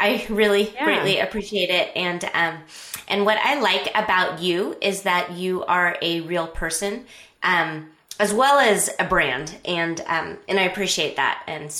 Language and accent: English; Scotland, United Kingdom; because I'm Scottish and I don't want to pay for hosting.